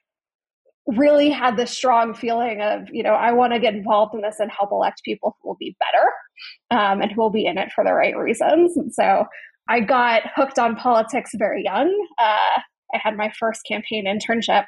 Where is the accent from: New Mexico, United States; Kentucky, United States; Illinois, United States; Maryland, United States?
Illinois, United States; Chicago; I grew up in the northern suburbs of Chicago.